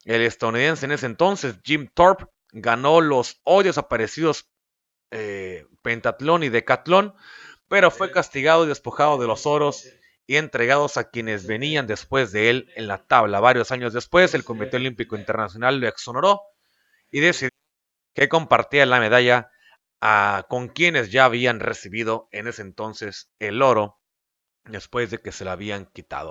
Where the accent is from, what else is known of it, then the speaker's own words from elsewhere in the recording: Mexico; voy a hablar como mexicano